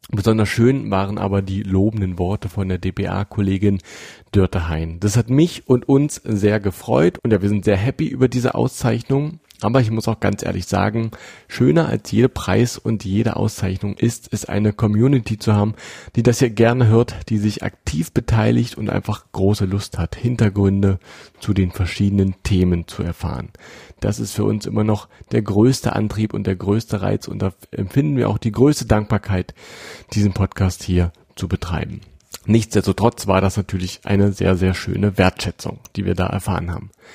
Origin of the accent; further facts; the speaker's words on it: Saxony-Anhalt, Germany; hier bei uns in Sachsen-Anhalt